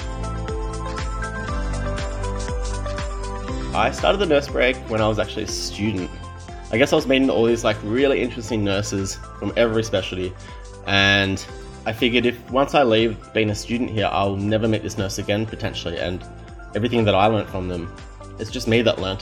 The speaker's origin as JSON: {"language": "English", "region": "Victoria", "country": "Australia", "moved": "yes", "lives_now": "Northern Territory, Australia", "said": "I'm originally from Victoria and I'm now residing in the Territory"}